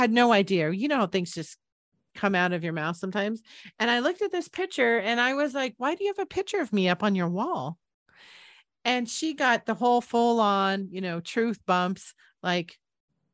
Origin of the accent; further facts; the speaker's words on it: San Jose, California, United States; moved away as an adult; also born or lived in Boulder, Colorado; I moved back from Boulder back to my hometown in San Jose, California